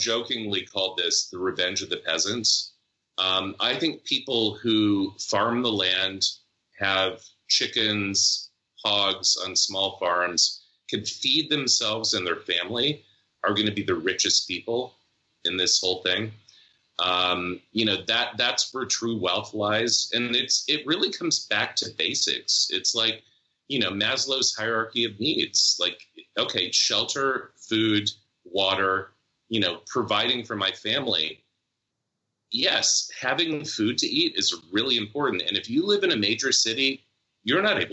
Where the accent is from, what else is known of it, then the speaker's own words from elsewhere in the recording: Lubbock, Texas, United States; I grew up in Lubbock, Texas